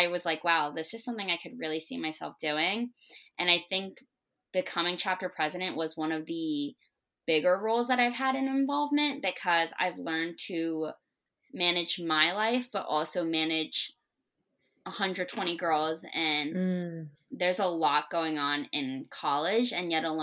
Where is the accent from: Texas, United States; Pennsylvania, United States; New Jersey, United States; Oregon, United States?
New Jersey, United States; East Brunswick; moved away as an adult; also born or lived in Hamden, Connecticut; I'm from East Brunswick, New Jersey. I love being from Jersey.